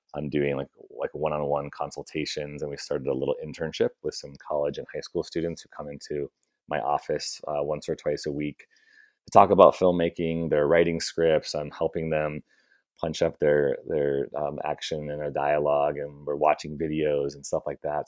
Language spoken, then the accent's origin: English; Chicago, Illinois, United States; moved away as an adult; now in Bay Area, United States; I'm from Chicago originally